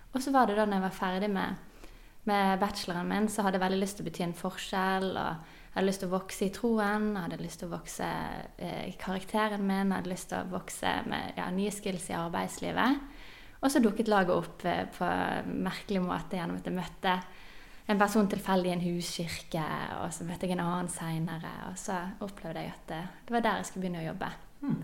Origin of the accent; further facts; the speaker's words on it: Bergen, Vestland, Norway; Jeg er bergenser, som dere hører.